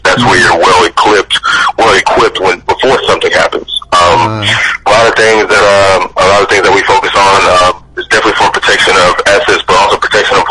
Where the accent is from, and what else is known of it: Chicago, Illinois, United States; born or raised there